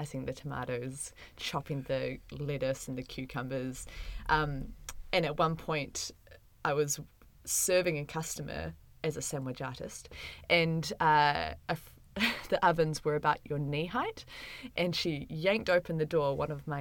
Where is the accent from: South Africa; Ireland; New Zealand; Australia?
New Zealand; Palmerston North, Manawatū-Whanganui; I grew up in Palmerston North